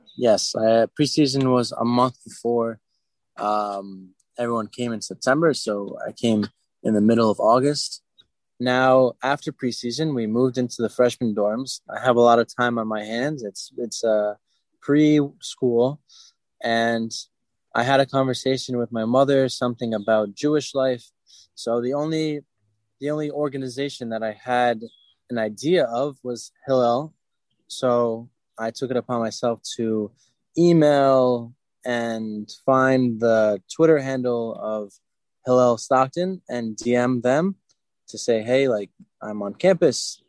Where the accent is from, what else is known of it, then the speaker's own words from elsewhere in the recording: Fair Lawn, New Jersey, United States; I am from Fairlawn, New Jersey. It's in Bergen County, right at the top of Jersey